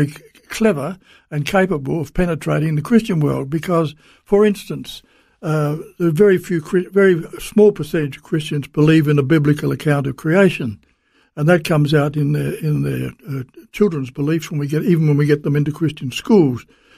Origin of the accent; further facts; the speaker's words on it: South Australia, Australia; born there; And I was born in South Australia, so I can only speak specifically about South Australia